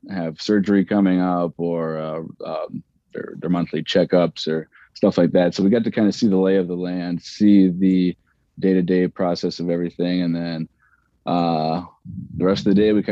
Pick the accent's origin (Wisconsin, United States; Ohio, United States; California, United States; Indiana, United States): Ohio, United States; Cleveland; I grew up in Cleveland, so I went to Niagara Falls and Windsor and stuff like